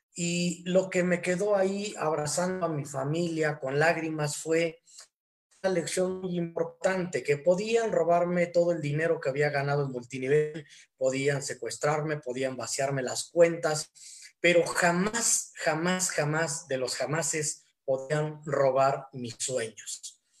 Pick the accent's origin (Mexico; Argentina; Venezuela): Mexico; Hidalgo; now in Tequisquiac, Mexico; soy originario de Hidalgo, pero actualmente radico en Tequisquiac, Estado de México